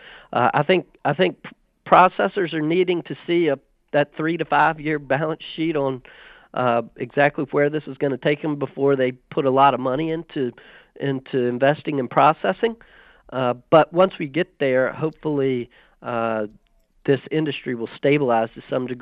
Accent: Southside Virginia, United States; I grew up in Southside Virginia in tobacco country on a cattle operation

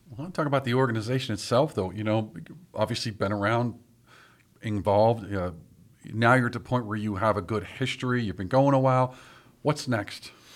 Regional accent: Pittsburgh, Pennsylvania, United States; I grew up in Bloomfield

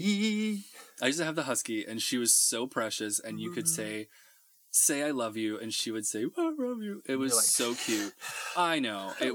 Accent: Tornado Alley, United States; I grew up in Tornado Alley.

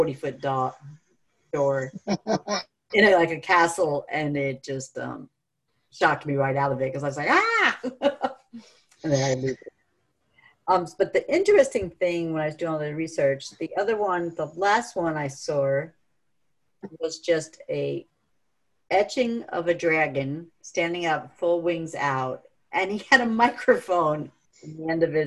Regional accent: New York, United States; also born or lived in California; I was born in California and then moved to New York.

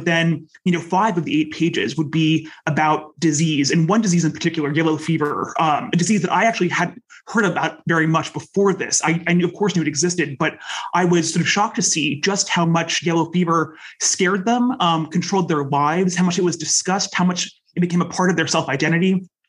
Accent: United States; accent: American; also born or lived in United Kingdom; I'm American, of course, you can hear from my accent, but I grew up in the UK as well.

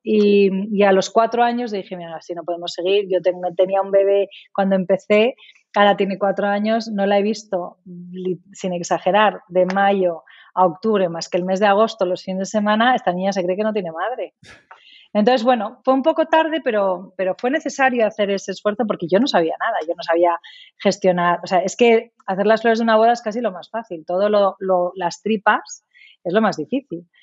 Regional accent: Spain; also born or lived in England; yo recuerdo cuando estábamos internos en Inglaterra y fíjate que siendo medio inglesa sí que echaba de menos España

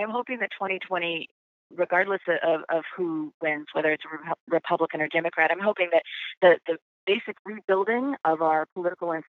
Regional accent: Canada; I can't do French, but I'm definitely Canadian when I travel abroad.

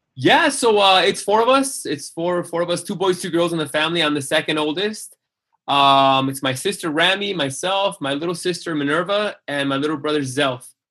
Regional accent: Mexicali, Baja California, Mexico; born or raised there; moved away as an adult; also born or lived in Calexico, California, United States / Los Angeles, United States; now in Utah, United States

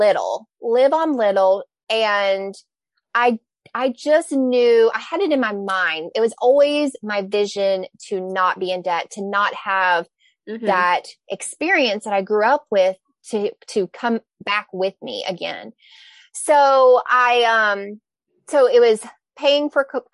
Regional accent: the South, United States; I'm from the South

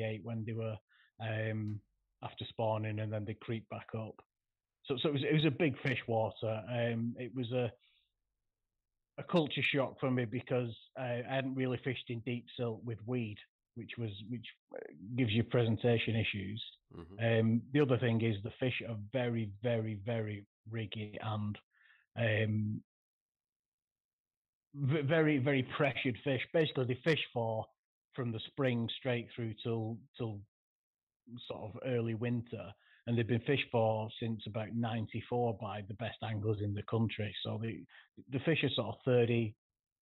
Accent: Bolton, North West England, United Kingdom; I'm from Bolton in the northwest, which is not the best place in the country for big carp

